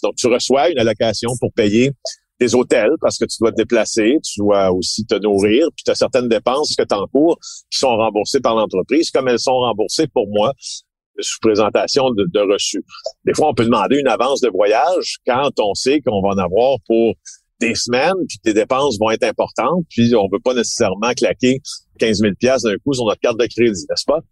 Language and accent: French; Ville-Marie, Quebec, Canada; also born or lived in Rouyn-Noranda; now in Montreal, Canada; je viens d'Abitibi-Témiscamingue. J'y ai grandi. Alors, j'ai grandi à Ville-Marie, au Témiscamingue